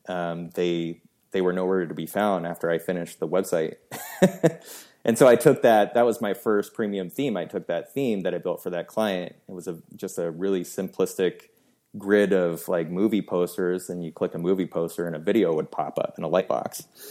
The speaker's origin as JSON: {"language": "English", "town": "Seattle", "region": "Washington", "country": "United States", "tie": "born or raised there", "said": "I was born and raised in Seattle, Washington. So I'm still living here"}